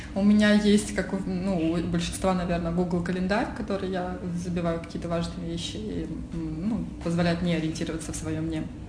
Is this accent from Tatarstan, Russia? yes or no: no; Oryol, Oryol Oblast, Russia; moved away as an adult; now in Moscow, Russia; Потом я переехала в Москву, а я из Орла